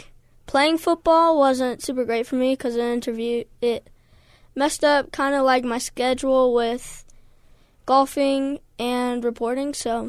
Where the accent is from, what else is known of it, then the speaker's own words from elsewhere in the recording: Utah, United States; I'm from Utah.